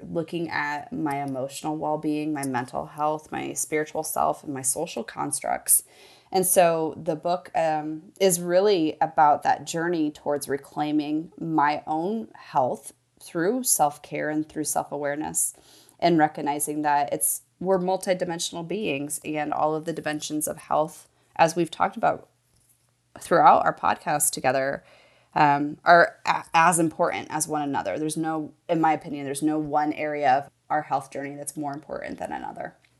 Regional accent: Midwest, United States; I grew up in the Midwest, a child of the eighties

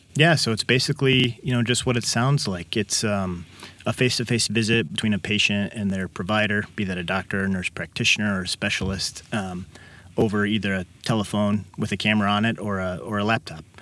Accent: Kankakee, Illinois, United States; also born or lived in Champaign-Urbana, Illinois / Downers Grove, Illinois; I was born and raised in Kankakee

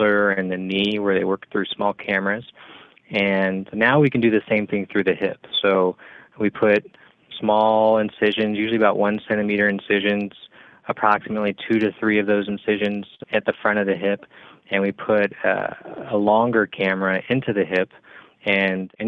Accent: Bakersfield, California, United States; moved away as an adult; also born or lived in Los Angeles, United States / Bay Area, United States; I'm originally from Bakersfield, California

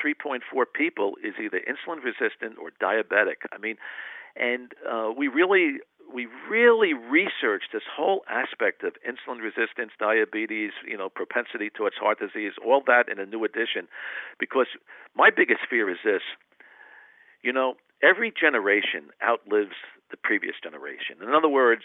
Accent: New England, United States; I grew up in the New England area

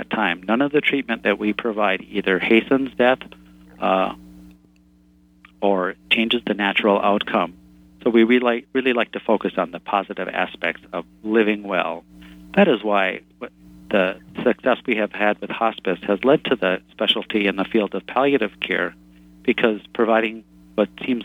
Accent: Minnesota, United States; I'm from Minnesota, and we are famous here for hiding our feelings

